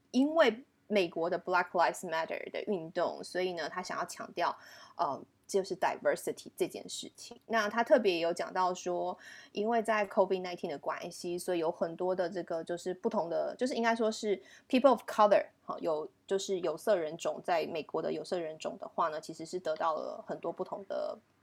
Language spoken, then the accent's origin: Chinese; Canada; accent: Canadian; from Canada，因为他自己也觉得很新奇，他觉得说，哇，怎么会有个 Canadian friend 这样子